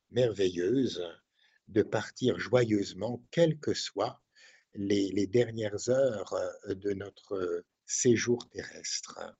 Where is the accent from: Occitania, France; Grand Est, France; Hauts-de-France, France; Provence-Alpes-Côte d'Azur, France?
Hauts-de-France, France; Diocese of Cambrai; je suis originaire du diocèse de Cambrai